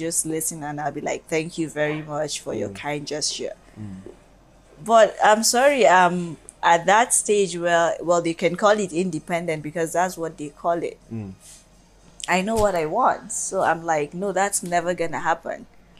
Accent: Kano, Kano State, Nigeria; I'm sorry to say I'm from the North

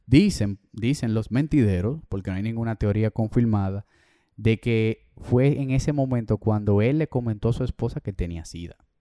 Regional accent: Dominican Republic; nosotros somos dominicanos de República Dominicana.

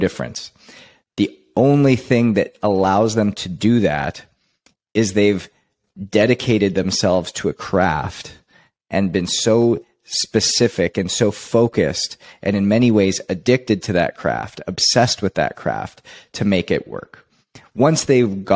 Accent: Canada; I was born and raised in Canada

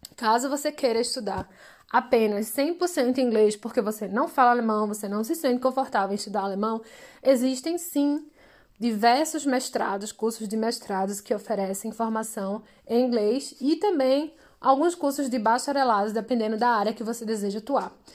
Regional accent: Brazil; somos brasileiros, temos outro tipo de diploma

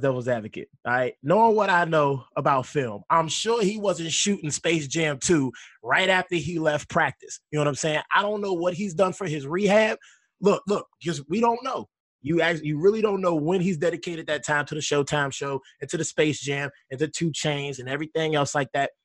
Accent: Pittsburgh, Pennsylvania, United States; I hail from Pittsburgh, Pennsylvania.

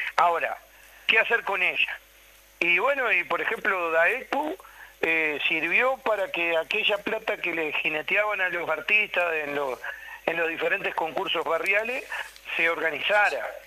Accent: Uruguay

